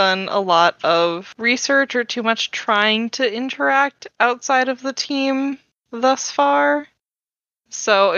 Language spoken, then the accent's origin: English; United States; I'm from the New Jersey, New York area